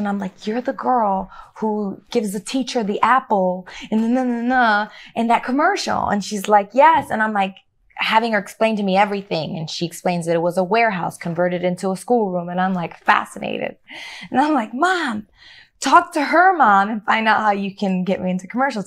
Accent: Chicago, Illinois, United States; growing up in Chicago, I felt isolated from my culture

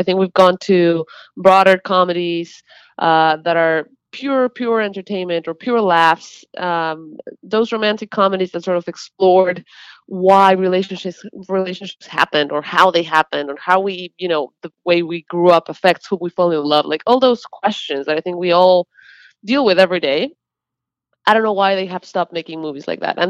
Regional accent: Mexico; moved away as an adult; now in Los Angeles, United States; I was born in Mexico, and I have been in Los Angeles for the past 8 years.

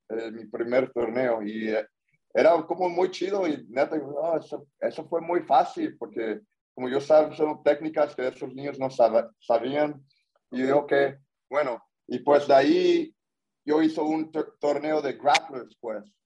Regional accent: Corona, California, United States; yo nací ya en Corona, California

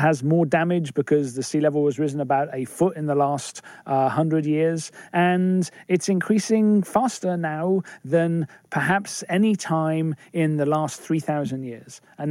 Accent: England, United Kingdom; So I'm English

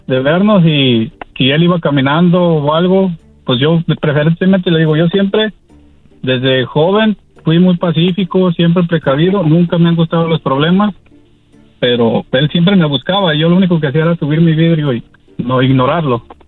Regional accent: Mexico; also born or lived in Washington, United States; soy mexicano voy y vengo año tras año de a mi pueblo, aquí a, Washington

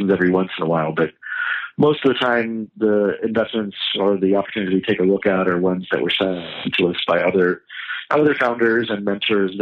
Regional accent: West Virginia, United States; I grew up in West Virginia

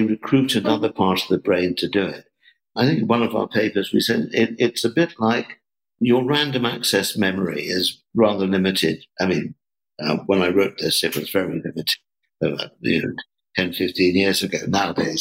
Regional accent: England, United Kingdom; I was brought up in England

